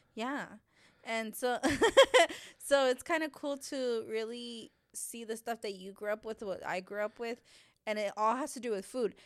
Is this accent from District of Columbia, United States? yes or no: no; Texas, United States; I grew up here in Texas